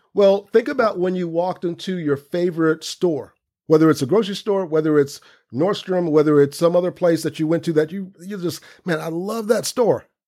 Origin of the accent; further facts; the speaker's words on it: Central Florida, United States; moved away as an adult; also born or lived in New York; growing up in Central Florida with my dad